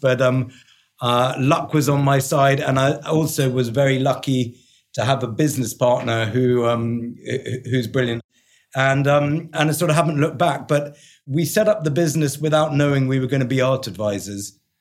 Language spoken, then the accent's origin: English; London, United Kingdom; accent: English; moved away as an adult; also born or lived in New York; I am London born and bred, so I'm a quintessential Englishman